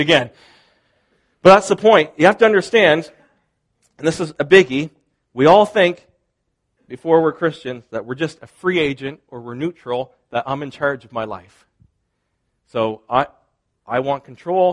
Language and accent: English; Canada; part of my identity is I am Canadian, not just Molson Canadian, but as in Canadian, I am Canadian.